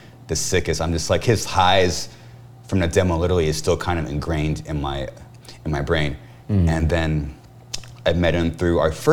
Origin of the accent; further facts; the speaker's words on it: Corona, California, United States; people say that we're from Riverside, but we're actually from Corona